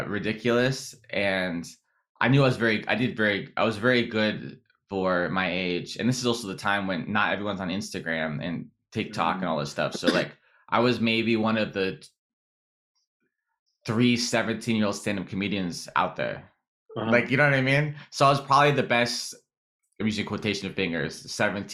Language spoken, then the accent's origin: English; San Diego, California, United States; I'm from San Diego